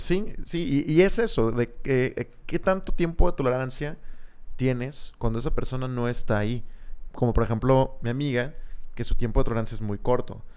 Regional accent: Monterrey, Nuevo León, Mexico; quiénes somos los regios

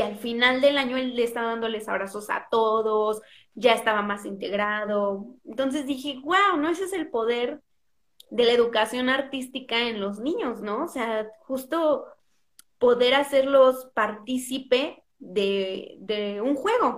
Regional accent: Mexico; soy más mexicana que los tacos de canasta

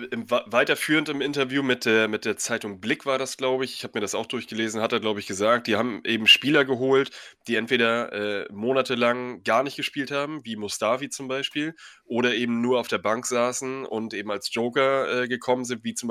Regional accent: Dortmund, North Rhine-Westphalia, Germany; Denn ich als Dortmunder kann mir eine Saison ohne Schalke, ohne Derby einfach überhaupt nicht vorstellen.

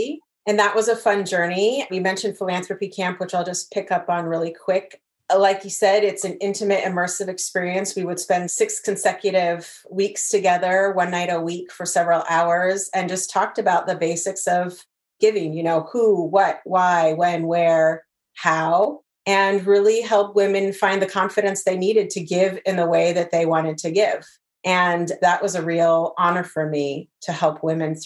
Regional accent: Portland, Oregon, United States; also born or lived in Ohio / Delaware; I grew up in the Portland area

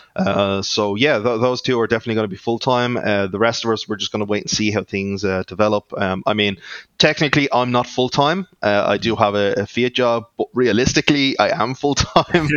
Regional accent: Ireland; accent: Irish; that's my Irish accent coming through.

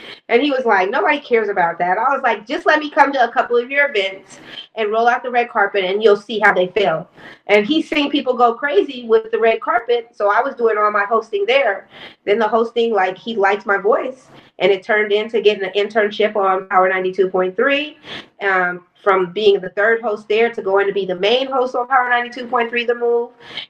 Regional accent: Oakland, California, United States; also born or lived in Los Angeles, United States; now in Chicago, United States; So, I'm from Oakland, but I went to LA and I lived in LA for a while and I started my magazine in Los Angeles in 2010.

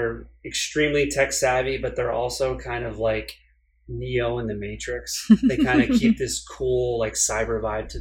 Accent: New England, United States; I grew up in New England.

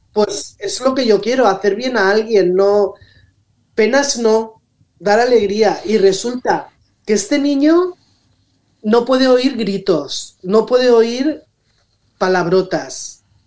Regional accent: Rocafort, Valencian Community, Spain; nací aquí en Rocafort

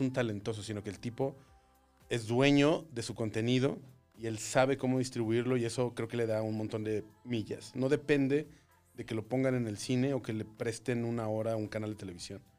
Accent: Torreón, Coahuila, Mexico; moved away; Yo soy de Torreón.

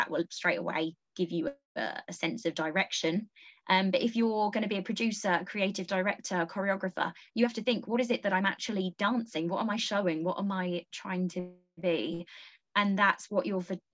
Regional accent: Essex, East of England, United Kingdom; I'm from Essex.

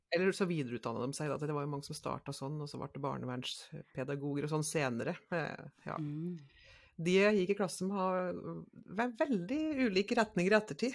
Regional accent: Nærosset, Innlandet, Norway; På en liten plass så er jeg fra Næroset.

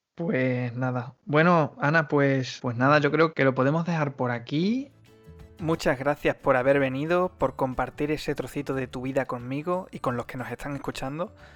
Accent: Badajoz, Extremadura, Spain; first language Spanish; moved away as an adult; now in France; yo, que soy pacense, natural de Badajoz

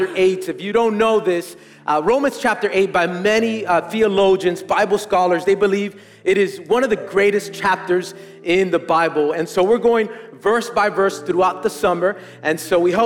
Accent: Miami, Florida, United States; I was born and raised in Miami

